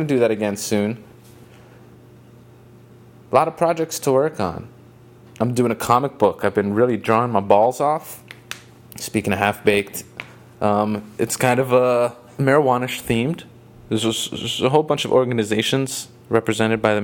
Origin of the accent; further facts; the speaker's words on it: Miami, Florida, United States; I'm from Miami.